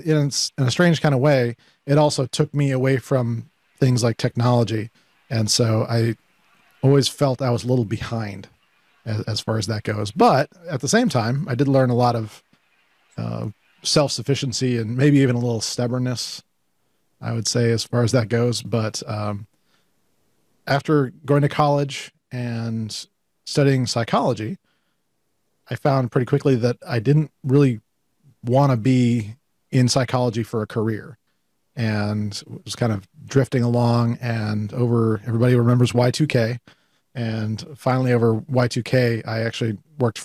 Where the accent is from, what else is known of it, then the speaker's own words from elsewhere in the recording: Colorado Springs, Colorado, United States; also born or lived in Penrose, Colorado; growing up in Colorado Springs, Colorado, as a latchkey kid